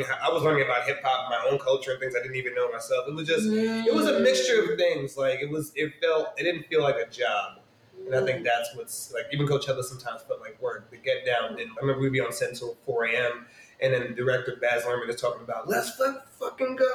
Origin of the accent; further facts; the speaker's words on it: New York City, New York, United States; I'm from New York. Yeah, born and raised. So yeah, South Jamaica, Queens